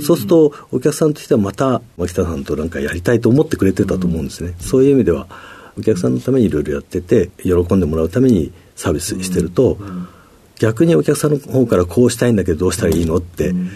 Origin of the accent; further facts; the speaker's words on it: Tokamachi, Niigata, Japan; 新潟県 十日町市というえー、ところでございます